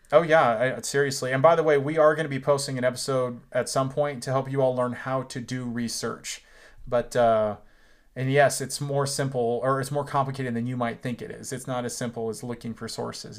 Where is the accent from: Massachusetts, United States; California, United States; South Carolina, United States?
California, United States; Dublin; also born or lived in Fresno, California; I grew up in Dublin. before Fresno, not Ireland, California